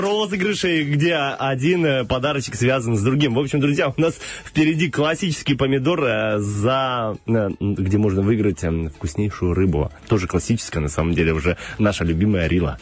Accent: Slobozia, Transnistria, Moldova; я вообще самый родом из Слободеи

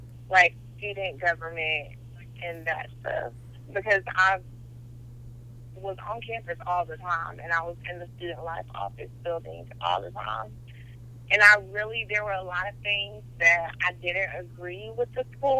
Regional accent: Atlanta, Georgia, United States; moved away as an adult; also born or lived in Aiken, South Carolina; I came from Atlanta

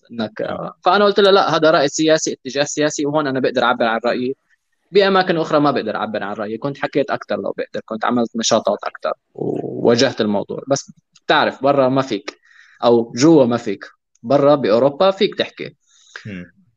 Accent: Syria; العنصريه اللي واجهناها نحن كسوريين بسوريا

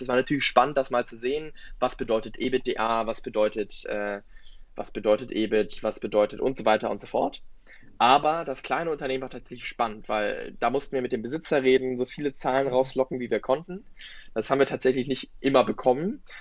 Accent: Berlin, Germany; ich komme aus Berlin, habe auch noch bis vor einem Jahr bei meinen Eltern gelebt

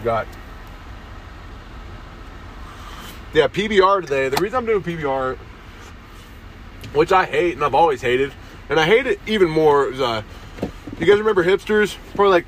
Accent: United States; I'm an American

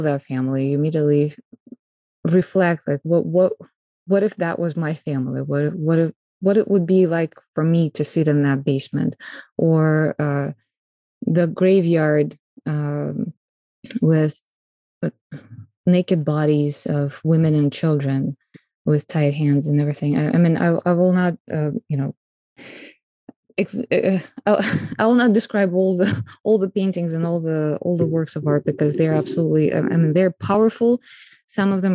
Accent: Moscow, Russia; moved away as an adult; now in United States; I'm Russian and I was born in Moscow

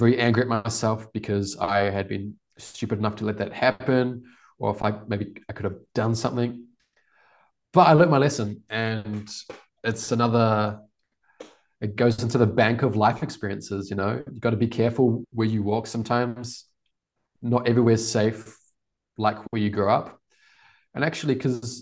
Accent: Wellington, New Zealand; moved away as an adult; now in Porto, Portugal; I grew up in New Zealand, it's very safe.

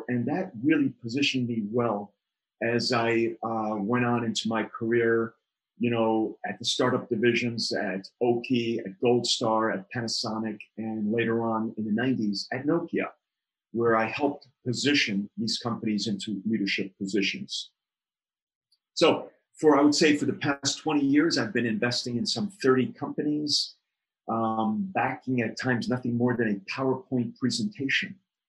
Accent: New York City, New York, United States; I grew up in New York City, and New York City, as you know, was the melting pot of diversity, creativity.

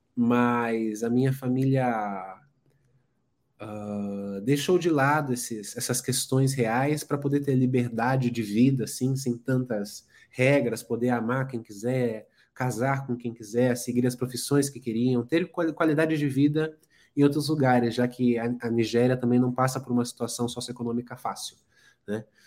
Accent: São Paulo, Brazil; Sou nascido aqui em São Paulo, nascido e criado em São Paulo, moro aqui até hoje

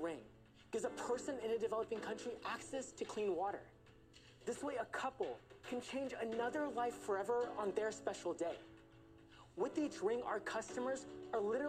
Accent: Houston, Texas, United States; I'm from Houston, Texas

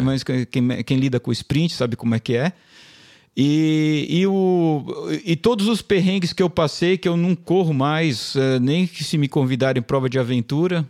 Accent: São Paulo, Brazil; a gente é da ZN, né? Zona Norte, Zona São Paulo

